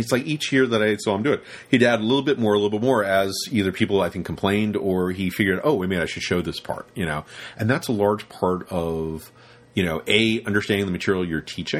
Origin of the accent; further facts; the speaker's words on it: London, United Kingdom; This is when I grew up in Soho